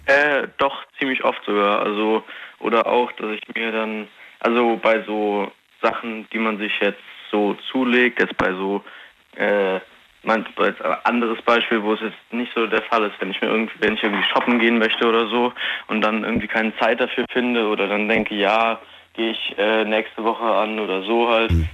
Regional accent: near Koblenz, Rhineland-Palatinate, Germany; ich komme aus Rheinland-Pfalz, also in der Nähe von Koblenz

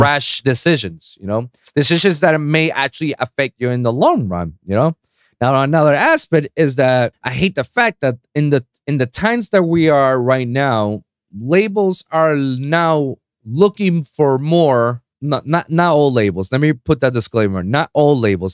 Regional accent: Puerto Rico; first language Spanish; English is a second language; I'm from Puerto Rico, so, you know, I have a small island

